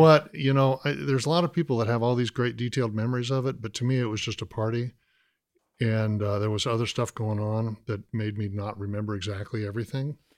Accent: Atlanta, Georgia, United States; also born or lived in Boston; now in Athens, United States; back home to Georgia. I'm from Atlanta

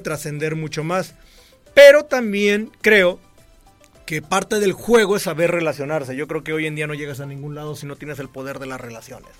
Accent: Cihuatlán, Jalisco, Mexico; moved away; also born or lived in Colima; en Jalisco, en Cihuatlán, que es mi pueblo.

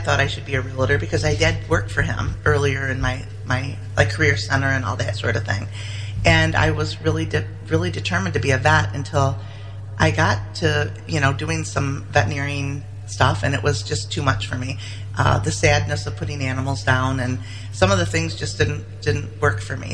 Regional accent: the Thumb area, Michigan, United States; moved away as an adult; now in Big Rapids, United States; I came here when I was 18 years old. I came from the Thumb area, and I've been here ever since

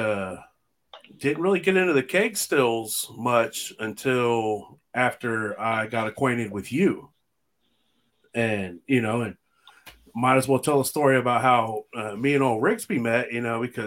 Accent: Southwest Ohio, United States; I'm from Southwest Ohio

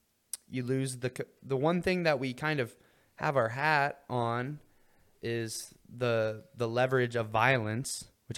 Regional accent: Ohio, United States; I was raised in Ohio

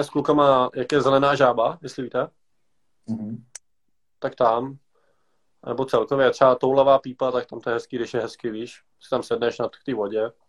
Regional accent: Žďár nad Sázavou, Vysočina Region, Czechia

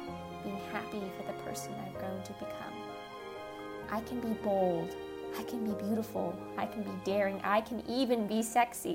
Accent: United States; Growing up in America as a Vietnamese American person

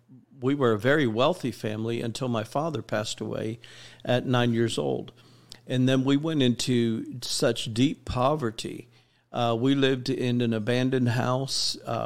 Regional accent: Miami, Florida, United States; I was raised in Miami, Florida in the 80s

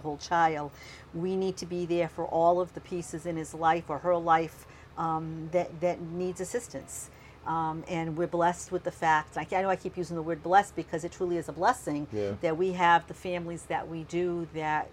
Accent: Fulton, United States; I was born and raised in Fulton

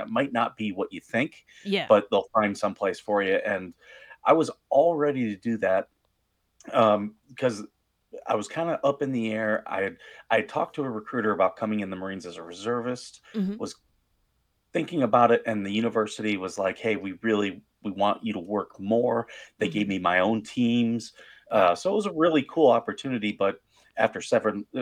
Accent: Toledo, Ohio, United States; I grew up in Toledo, Ohio

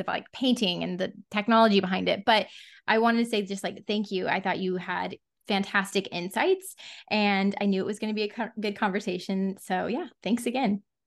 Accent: Texas, United States; a Texan

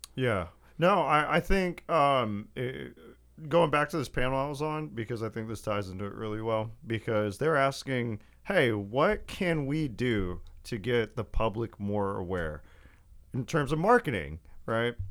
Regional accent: West Texas, United States; growing up in West Texas

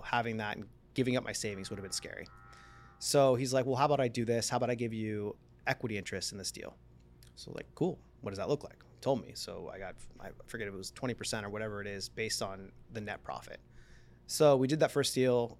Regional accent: San Diego, California, United States; also born or lived in Palm Desert; I moved out from San Diego, born and raised, moved to Palm Desert

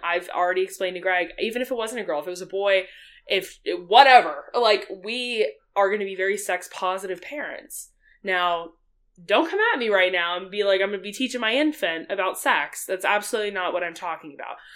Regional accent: the Bible Belt, the South, United States; I grew up in the Bible Belt. Yep. In the South.

